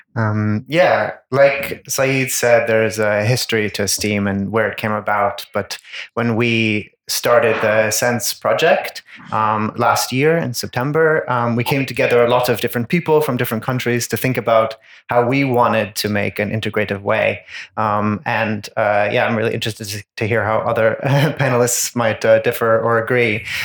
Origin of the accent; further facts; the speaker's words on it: New York, United States; moved away as an adult; also born or lived in Ireland; now in Bergen, Norway; I'm from the US. I'm from uh, New York State, but I am trained as a, a, human geographer in Ireland